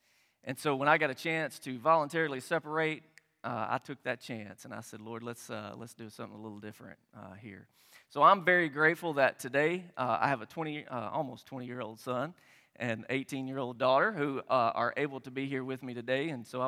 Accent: Tennessee, United States; I was born and raised in Tennessee

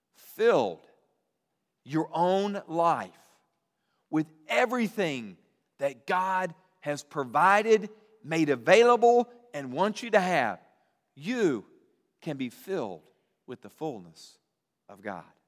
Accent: Roanoke, Virginia, United States; I grew up in Roanoke

